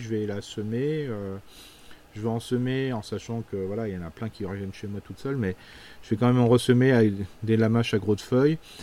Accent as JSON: {"language": "French", "area": "Alsace", "region": "Grand Est", "country": "France", "said": "chez nous en Alsace"}